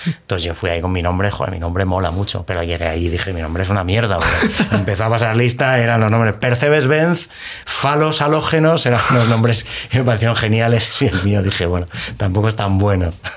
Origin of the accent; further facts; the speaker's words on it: Madrid, Community of Madrid, Spain; soy de Madrid, nací en Madrid